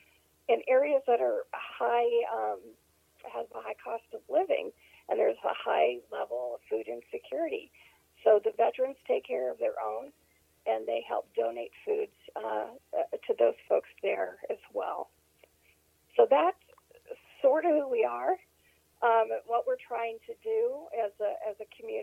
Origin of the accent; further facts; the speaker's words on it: Pennsylvania, United States; moved away as an adult; also born or lived in Wiesbaden, Germany / California / Tennessee / New York; now in Texas, United States; We went back to near our family farm in Pennsylvania and basically grew up in that area